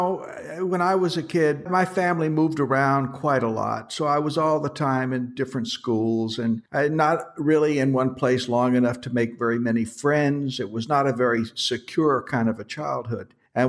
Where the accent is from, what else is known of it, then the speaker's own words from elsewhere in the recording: Atlanta, Georgia, United States; born there; also born or lived in Washington, D.C. / New York; I was born in Georgia. I was born in Atlanta, Georgia. And my family moved around the South and migrated finally up to Washington, D.C. And from there, I went to New York.